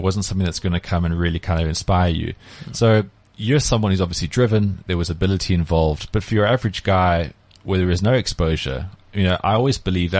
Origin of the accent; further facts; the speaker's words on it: Cape Town, Western Cape, South Africa; from growing up in Cape Town, my younger days